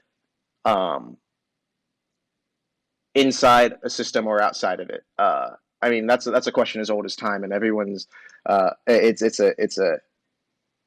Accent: Austin, Texas, United States; I grew up in South Austin

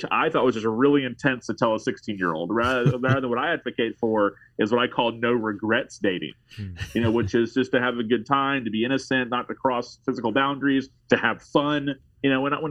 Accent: Tallahassee, Florida, United States; I live in Tallahassee, Florida, pastoring in my hometown

